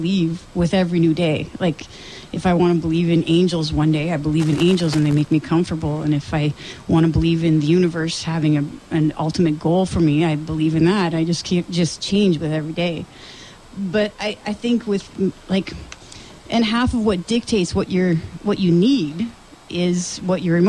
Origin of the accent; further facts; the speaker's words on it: Sudbury, Ontario, Canada; accent: northern; also born or lived in Toronto; now in Orillia, Canada; I was born and raised in Sudbury, but I lived in Toronto.